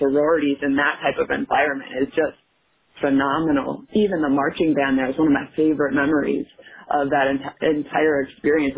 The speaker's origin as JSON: {"language": "English", "region": "Minnesota", "country": "United States", "tie": "born or raised there", "said": "I grew up in Minnesota"}